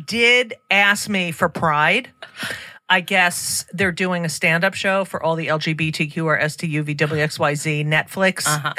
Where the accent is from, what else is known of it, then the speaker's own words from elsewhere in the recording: New Jersey, United States; I'm from New Jersey.